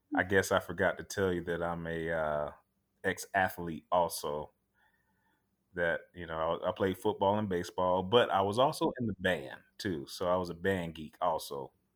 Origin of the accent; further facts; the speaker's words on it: Tampa, Florida, United States; born and raised here in Tampa, Florida